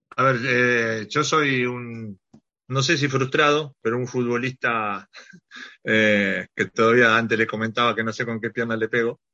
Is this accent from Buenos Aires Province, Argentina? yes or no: no; Cruz Alta, Córdoba, Argentina; now in Ibiza, Spain; Cruz Alta, Cruz Alta es el sur de Córdoba, está a 120 kilómetros de Rosario